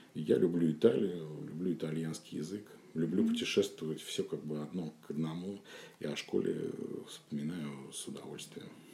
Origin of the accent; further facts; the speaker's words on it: Saint Petersburg, Russia; я родился и вырос как раз э, в самом центре. Я жил на канале Грибоедова